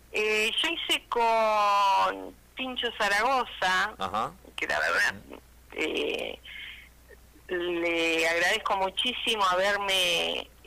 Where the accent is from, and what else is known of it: Reconquista, Santa Fe, Argentina; now in Rosario, Argentina